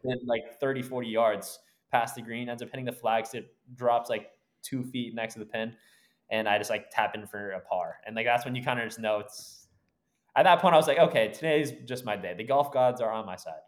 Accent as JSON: {"language": "English", "town": "Brookline", "region": "Massachusetts", "country": "United States", "tie": "born or raised there", "moved": "yes", "lives_now": "San Diego area, United States", "said": "We grew up in Brookline, um, just outside of Boston"}